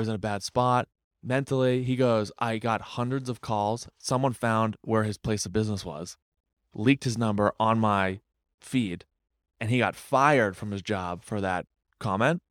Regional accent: Windham, New Hampshire, United States; moved away as an adult; now in Boston, United States; I'm from Wyndham, New Hampshire.

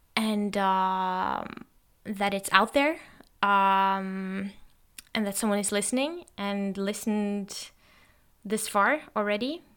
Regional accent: Norway; first language Norwegian; English is a second language; I'm actually Norwegian, and that's my native language

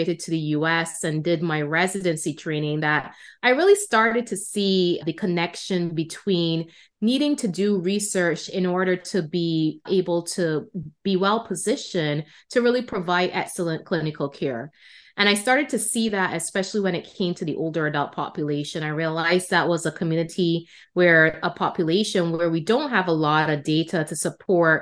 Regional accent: Barbados; moved away; I was trained in Barbados, which is my home country.

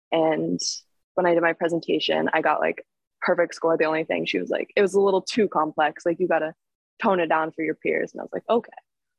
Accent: San Francisco, California, United States; born there; my grandma lived in Pebble Beach. I was born in San Francisco. So my family is all up and down the coast.

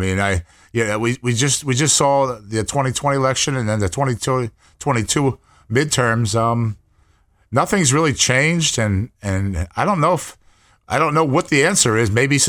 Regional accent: New Jersey, United States; I'm in Jersey. I'm from Jersey.

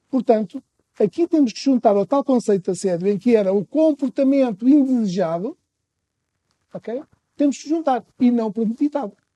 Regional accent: Trás-os-Montes, Portugal; sou transmontano

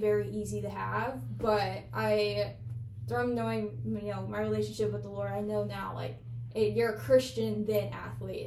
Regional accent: Illinois, United States; I'm from Illinois

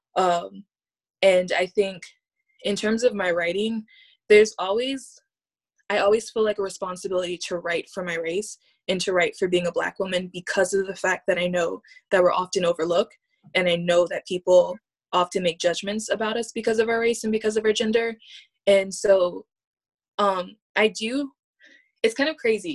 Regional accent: Hope Mills, North Carolina, United States; also born or lived in Honolulu, Hawaii; now in San Francisco, United States; I, I grew up in Hope Mills, which is a small town

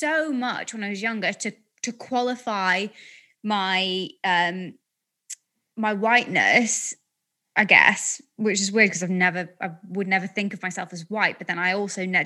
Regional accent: Blackpool, North West England, United Kingdom; I'm from Blackpool

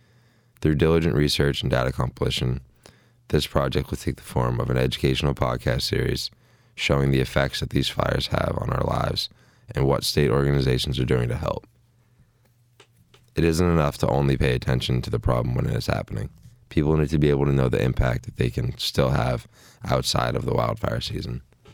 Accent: Boston, Massachusetts, United States; moved away as an adult; now in Oregon, United States; I moved to Oregon when I was a freshman in college just to experience the Pacific Northwest because I'm originally from Boston.

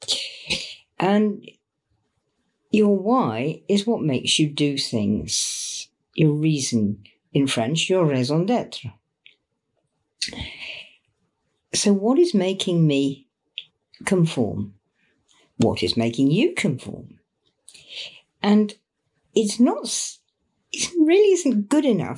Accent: England, United Kingdom; it's our old tradition here in Britain

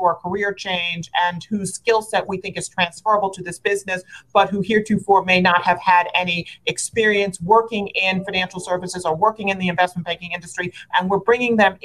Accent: New York City, New York, United States; I grew up in Brooklyn, New York. I'm born and raised there. I still live there to this day

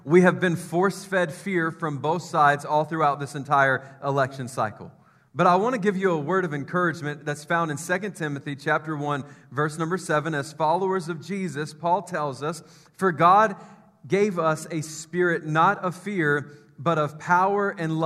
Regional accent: Memphis, Tennessee, United States; I grew up in Memphis

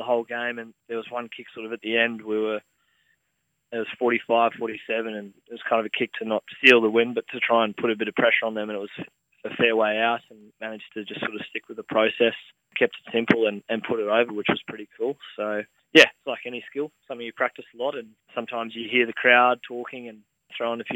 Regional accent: Queensland, Australia; moved away; debuted for the Reds in my hometown and in front of my family and friends

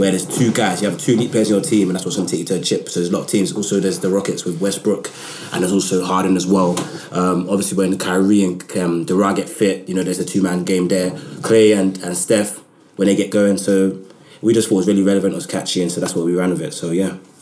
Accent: London, United Kingdom; I'm from Southeast London

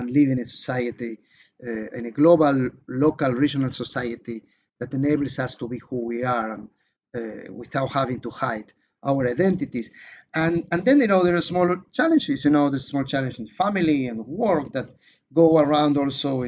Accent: Israel; in my home country, Israel

